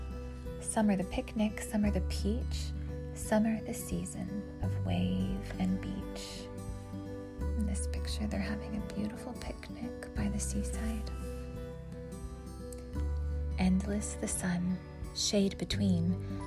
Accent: West Texas, United States; moved away; I grew up in West Texas

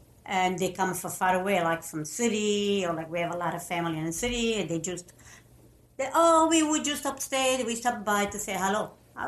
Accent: Italy; English is a second language; We came from Italy.

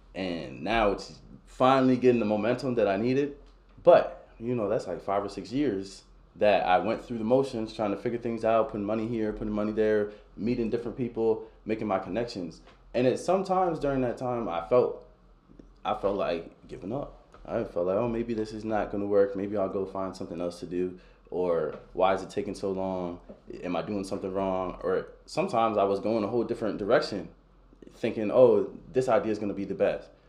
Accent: Baltimore, Maryland, United States; born or raised there; moved away as an adult; now in Warrenton, United States

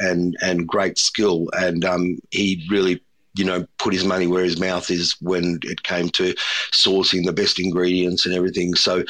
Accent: Melbourne, Victoria, Australia; Polenta is a really good filler when you're growing up in the Melbourne suburbs, especially in the wintertime.

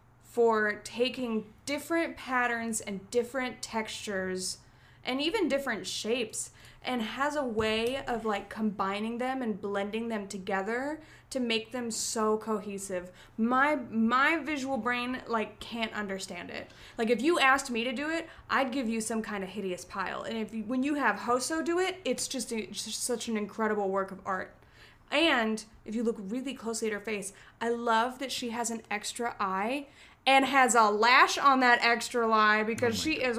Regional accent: Chicago, Illinois, United States; And then everywhere else they ask, and it's like, well, I'm from Chicago.

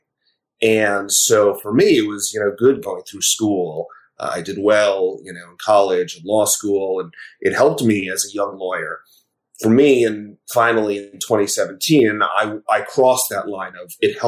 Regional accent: Westchester County, New York, United States; growing up in Westchester County in New York

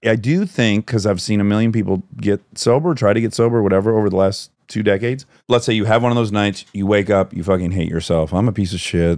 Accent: Detroit, Michigan, United States; I'm from Detroit

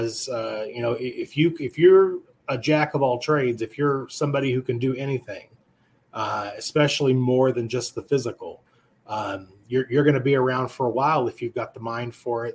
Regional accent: Amarillo, Texas, United States; I've lived in Texas my entire life. I'm born and raised in Amarillo, Texas

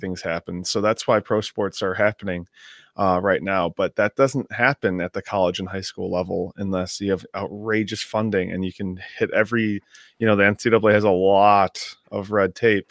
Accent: Midwest, United States; Growing up in the Midwest

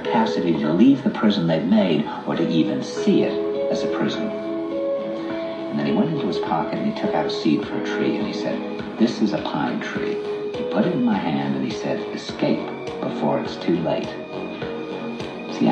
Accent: New York, United States; I said, "New York."

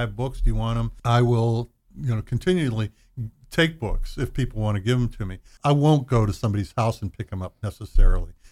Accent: Butler, Pennsylvania, United States; moved away as an adult; also born or lived in Athens, Ohio; now in Dayton, United States; I'm from Butler, Pennsylvania, which is north of Pittsburgh, small town.

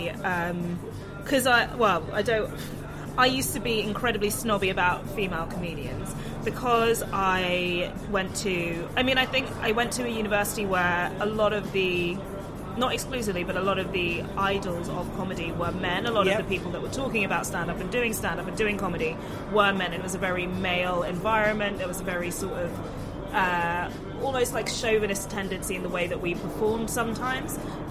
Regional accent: London, United Kingdom; I grew up in London

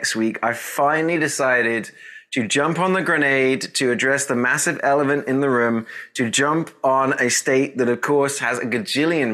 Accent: England, United Kingdom; now in Texas, United States

